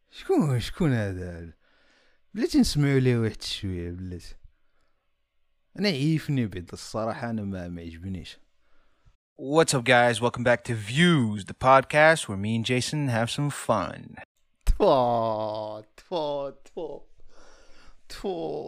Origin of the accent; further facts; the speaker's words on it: Morocco; حنايا اللي دزنا وكبرنا في المغرب